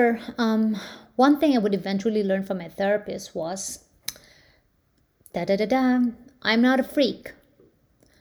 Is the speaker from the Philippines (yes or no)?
yes; Philippines; now in United States; I grew up in the Philippines